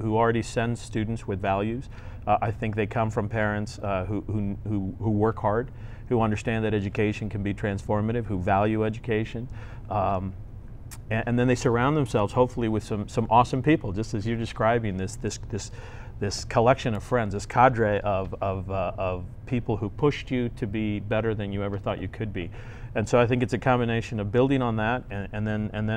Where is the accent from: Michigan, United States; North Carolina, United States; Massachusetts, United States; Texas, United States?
Texas, United States; El Paso; I came from El Paso